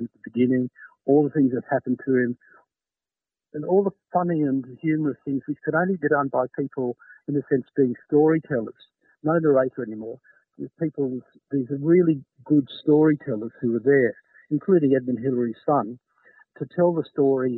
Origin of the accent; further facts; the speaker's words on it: Australia; I'm Australian